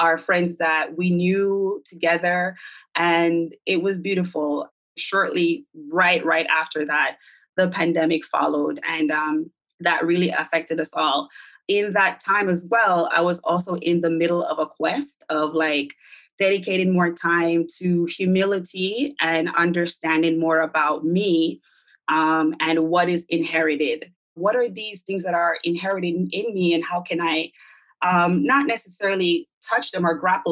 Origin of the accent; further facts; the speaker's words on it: Jamaica; now in New York, United States; I'm from Jamaica, the diaspora of Jamaica, although I've been here for about 20 years living in New York.